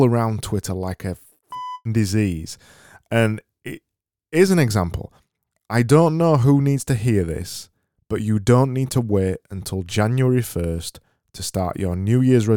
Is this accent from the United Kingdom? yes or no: yes; Yorkshire and the Humber, United Kingdom; accent: Yorkshire; my Yorkshire accent